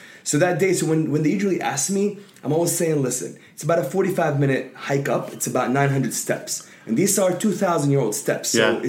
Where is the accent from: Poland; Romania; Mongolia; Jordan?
Jordan; Amman, Amman Governorate; now in United States; It's just in growing up in Jordan, it was very family oriented.